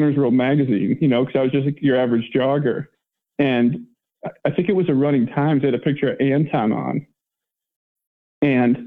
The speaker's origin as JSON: {"language": "English", "town": "Dubuque", "region": "Iowa", "country": "United States", "tie": "born or raised there", "also_born_or_lived": "Colorado", "said": "I grew up in Iowa"}